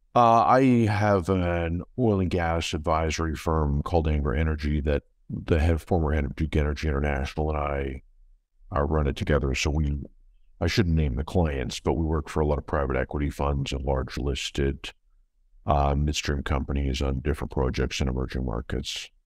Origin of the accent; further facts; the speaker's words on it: Canada; moved away as an adult; also born or lived in London, United Kingdom; I'm Canadian